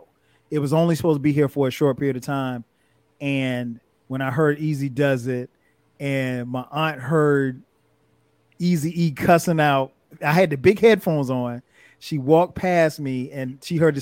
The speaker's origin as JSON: {"language": "English", "region": "South Carolina", "country": "United States", "tie": "born or raised there", "said": "We didn't have a bias in South Carolina, you know, growing up listening to whatever."}